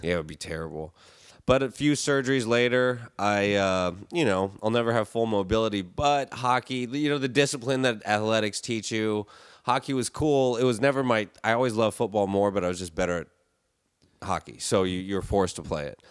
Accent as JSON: {"language": "English", "region": "South Florida", "country": "United States", "tie": "born or raised there", "also_born_or_lived": "Indiana / Michigan", "moved": "yes", "lives_now": "Los Angeles, United States", "said": "I grew up in South Florida, spent most of my time here in L"}